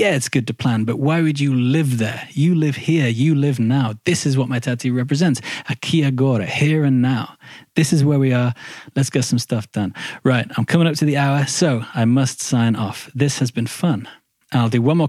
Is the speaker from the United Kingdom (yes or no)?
yes; Midlands, United Kingdom; moved away as an adult; that's where I'm from. I'm from the Midlands